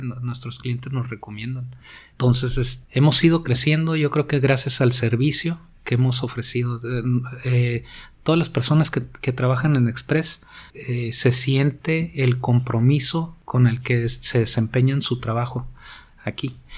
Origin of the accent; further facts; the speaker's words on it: Tijuana, Baja California, Mexico; Yo soy de Tijuana. Tengo toda mi vida aquí